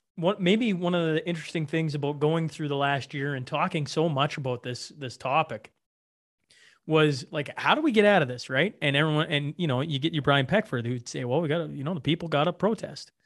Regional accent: Alberta, Canada; they knew I was from Alberta

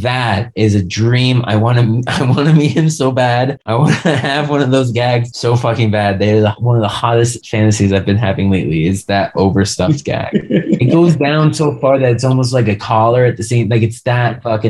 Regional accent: Long Island, New York, United States; now in Colorado, United States; I'm from Long Island where we're known for our bagels.

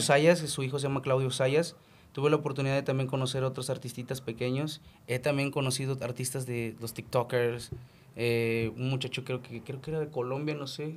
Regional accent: Chetumal, Quintana Roo, Mexico; vengo de Chetumal

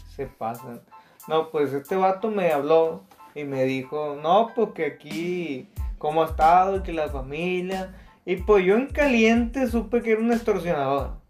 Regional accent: Mexico

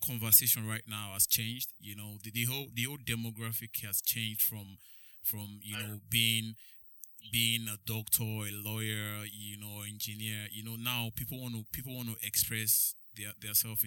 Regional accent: Nigeria; moved away; when I was growing up in Nigeria

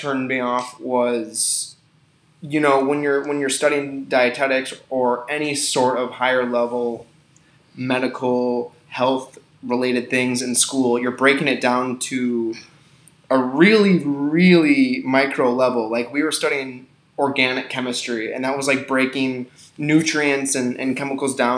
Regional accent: Milwaukee, Wisconsin, United States; now in Minnesota, United States; I'm from Milwaukee, Wisconsin. I grew up in a suburb outside of that area

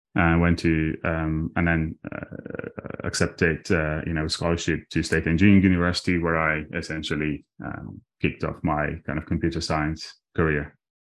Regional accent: Armenia; English is a second language; moved away; I was born in Armenia, uh, just after the collapse of the Soviet Union. And, uh, in a tiny town with twenty thousand people

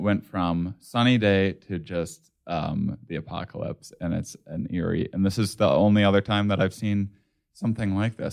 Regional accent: United States; as an American

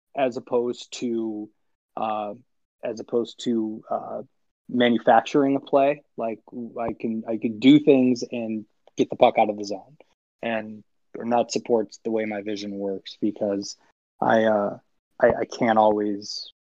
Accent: Illinois, United States; I grew up in Illinois, and so there's hockey everywhere, obviously.

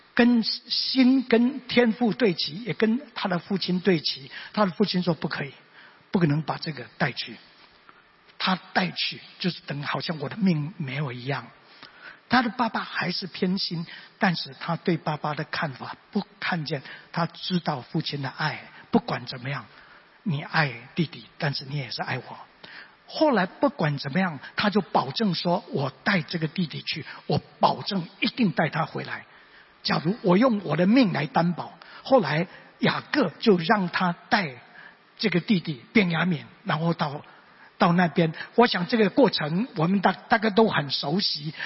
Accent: Mingjian Township, Nantou County, Taiwan; 因为当时家庭的环境，所以我生在南投民间乡的乡下

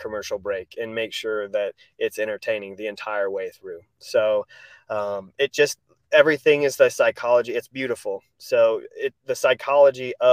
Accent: Rudd, Iowa, United States; moved away as an adult; also born or lived in Mason City, Iowa / New York / Orange County, California / Kissimmee, Florida; I grew up in Rudd, Iowa

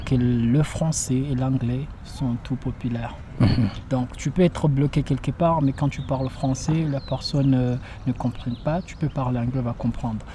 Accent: France; En tant que française

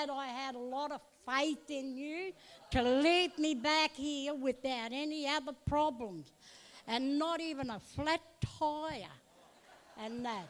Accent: Bundaberg, Queensland, Australia; also born or lived in Darwin; I grew up in Bundaberg here in the Baptist Church

